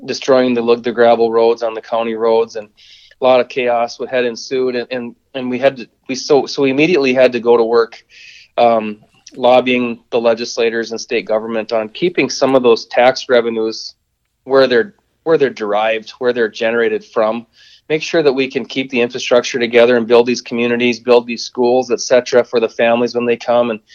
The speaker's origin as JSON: {"language": "English", "town": "Watford City", "region": "North Dakota", "country": "United States", "said": "I'm originally from Watford City"}